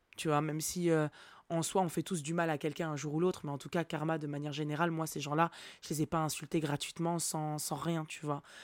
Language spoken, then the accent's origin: French; Nantes, Pays de la Loire, France; j'ai grandi à Nantes.